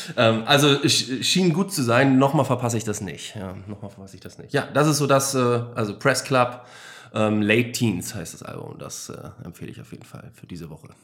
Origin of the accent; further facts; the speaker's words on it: Germany; als Deutscher